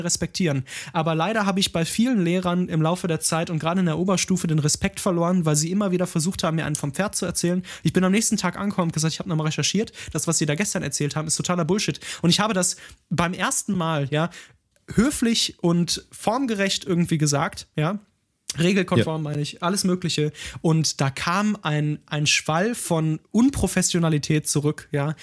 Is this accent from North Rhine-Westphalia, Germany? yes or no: yes; Ruhr area, North Rhine-Westphalia, Germany; komme ich ja auch, auch aus dem Ruhrgebiet